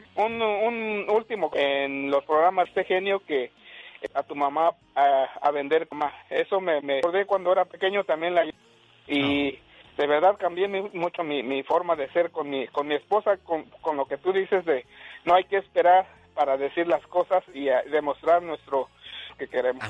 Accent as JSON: {"language": "Spanish", "region": "Hidalgo", "country": "Mexico", "said": "nosotros somos de Hidalgo"}